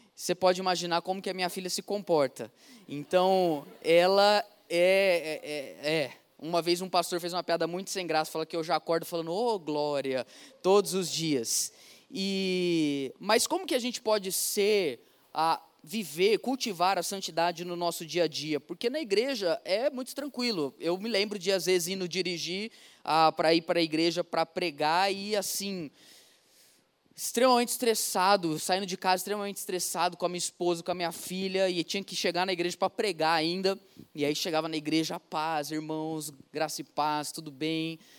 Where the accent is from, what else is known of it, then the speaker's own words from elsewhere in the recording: Ribeirão Preto, São Paulo, Brazil; eu sou de Ribeirão Preto, interior de São Paulo, 300 quilômetros daqui, lugar onde a gente fala Porta Verde